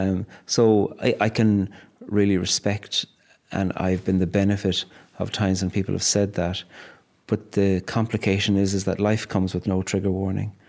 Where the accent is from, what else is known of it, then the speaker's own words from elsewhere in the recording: Cork, Munster, Ireland; now in Northern Ireland, United Kingdom; a very Irish Catholic background growing up in Cork